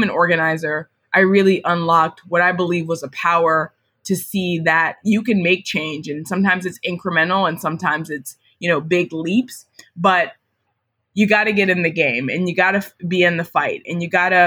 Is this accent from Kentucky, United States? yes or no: no; Marietta, Georgia, United States; I grew up in Marietta, Georgia, which is a suburb of Atlanta